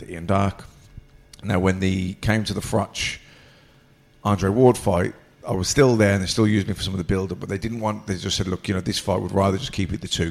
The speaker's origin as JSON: {"language": "English", "town": "Birmingham", "region": "West Midlands", "country": "United Kingdom", "accent": "Birmingham", "said": "I've been blessed with a Birmingham accent"}